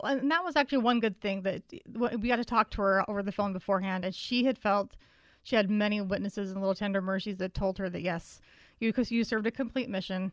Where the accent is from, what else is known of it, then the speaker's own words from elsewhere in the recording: Utah, United States; I grew up in Utah County, which is really white